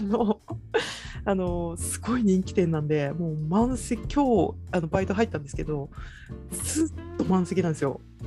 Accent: Toyama, Japan; moved away as an adult; now in Yokohama, Japan; 富山に帰るって帰って先生をやるという条件のもと上京した

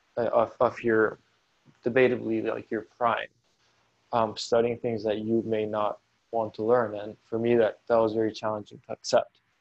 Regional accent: Caracas, Capital District, Venezuela; moved away as an adult; I grew up in Caracas. Um, I lived there for about 18 years.

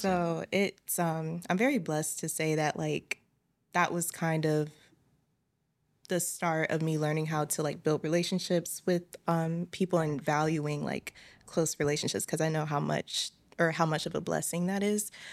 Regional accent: Richmond, Virginia, United States; my hometown is Richmond, Virginia.

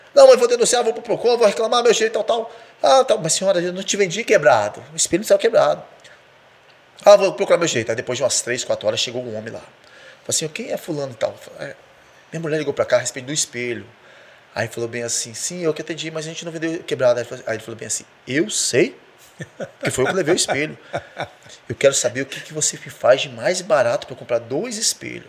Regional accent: Cariacica, Espírito Santo, Brazil; Eu e Kelly somos nascidos e criados na Vila Capixaba, em Cariacica, um bairro muito simples, bom de morar

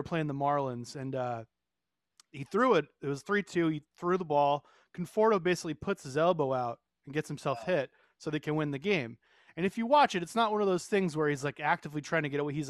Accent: New York, United States; moved away; I grew up in New York and then I moved here

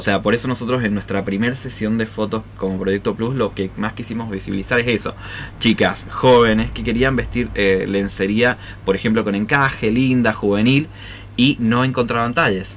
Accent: San Juan, Argentina; somos privilegiados los sanjuaninos

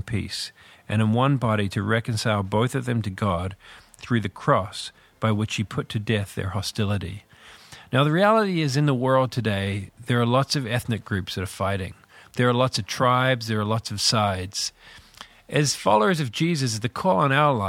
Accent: Northern Ireland, United Kingdom; also born or lived in New Zealand; I'm from this little country called Northern Ireland. I was born in New Zealand, but lived in Northern Ireland all my life.

